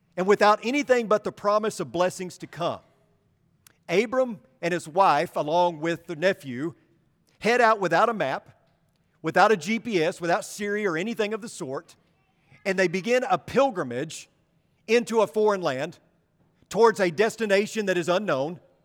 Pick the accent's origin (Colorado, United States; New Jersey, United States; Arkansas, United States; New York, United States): Arkansas, United States; I'm from Arkansas